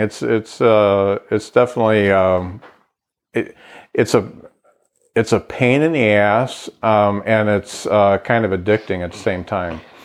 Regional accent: Lakeville, Indiana, United States; I moved to Lakeville when I was two, so that was 1966, and I grew up on Kenilworth Road, and so I went all through uh, grade school at Lakeville Grade School

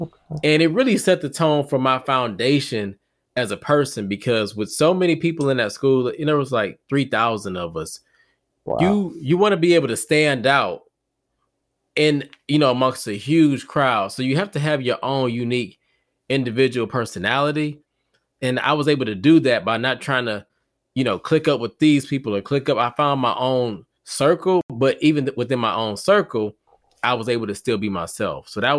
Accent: Detroit, Michigan, United States; moved away; Originally from Detroit. So from Detroit, Michigan, born and raised. So what up, though, to all my people in the D. And then now I reside in North Carolina.

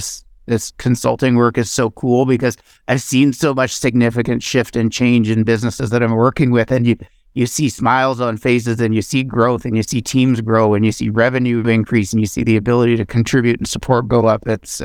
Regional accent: Ottawa, Ontario, Canada; As a kid, was cheering for the underdog. Like, I grew up in Ottawa, and we go to the Ottawa Rough Rider games

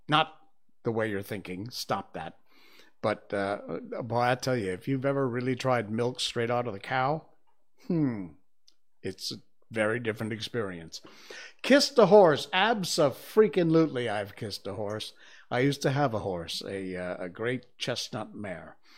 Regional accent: United States; moved away as an adult; I'm American. I grew up in the U S, moved here almost twenty years ago.

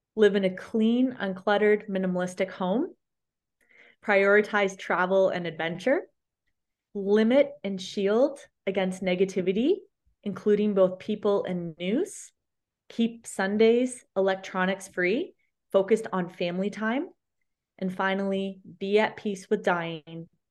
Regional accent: London, Ontario, Canada; my hometown at the big medical university center here in London, Ontario

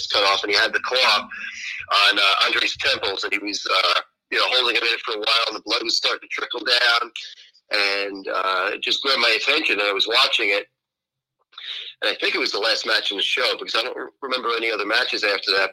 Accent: Northeast, United States; I grew up in the Northeast back in the day.

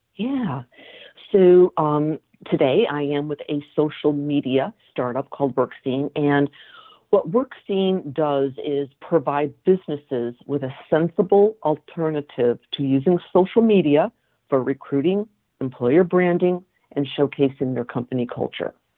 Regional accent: Connecticut, United States; also born or lived in Massachusetts; I grew up in Connecticut

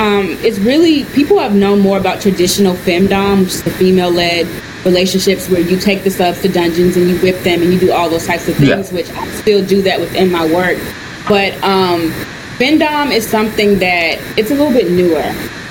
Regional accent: North Carolina, United States; now in New York, United States; Yeah, so I've been living in New York now for 5 years. I moved here from the South, from North Carolina.

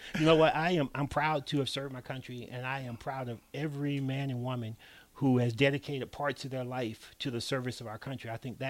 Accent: Birmingham, Alabama, United States; moved away as an adult; also born or lived in Ohio; Born in Ohio, but grew up in Birmingham.

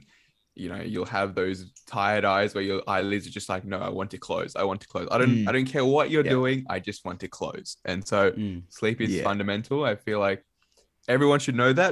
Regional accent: Sydney, New South Wales, Australia; moved away as an adult; also born or lived in Dhaka, Bangladesh / Canberra; I grew up in Sydney, so grew up in southwest Sydney. Wasn't born here. I was born in Dhaka, Bangladesh

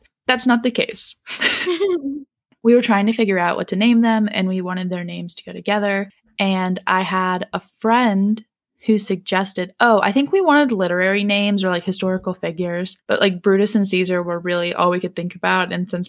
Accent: Raleigh, North Carolina, United States; born there; also born or lived in St. Louis / Jacksonville; because I was born in Raleigh and Jack was born in Durham.

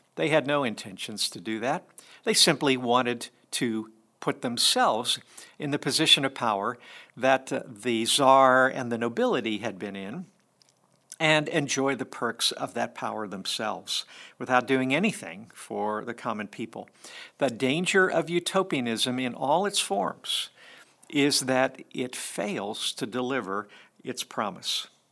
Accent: United States; we American Christians

